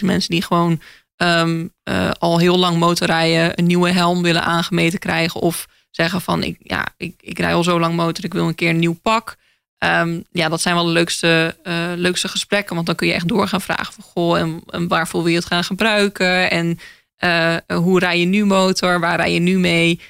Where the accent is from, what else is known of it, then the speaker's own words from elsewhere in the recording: Groningen, Netherlands; moved away; ik ben opgegroeid in Groningen